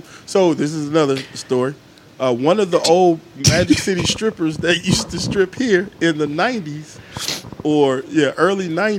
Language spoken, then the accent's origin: English; Atlanta, Georgia, United States; also born or lived in Charleston, South Carolina; I'm not a native. I'm an asterisk native. I was born in Charleston, South Carolina. I've been here since I was 2 years old. I was born outside of Atlanta by accident.